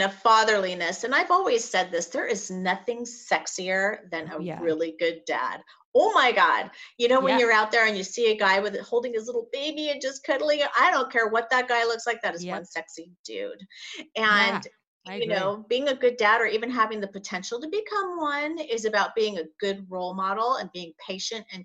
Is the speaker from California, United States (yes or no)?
yes; La Jolla, California, United States; grew up in La Jolla.